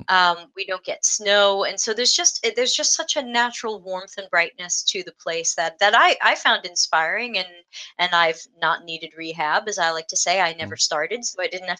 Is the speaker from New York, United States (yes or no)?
yes; New York, United States; moved away as an adult; also born or lived in Boston; now in San Francisco, United States; I grew up in New York